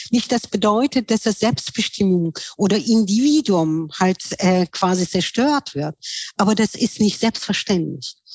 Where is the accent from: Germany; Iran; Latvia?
Iran; Tehran, Tehran Province; Ich bin ja in Teheran aufgewachsen, weil ich war, meine Familie waren muslimisch Hintergründen, aber auf der Straße, wo ich gewohnt habe, die waren sehr viel Bahais Kinder